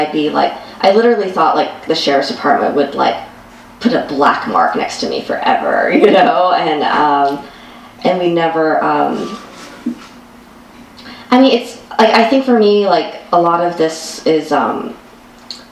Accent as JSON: {"language": "English", "country": "United States", "said": "I'm Asian American, and I'm half Chinese, half Korean"}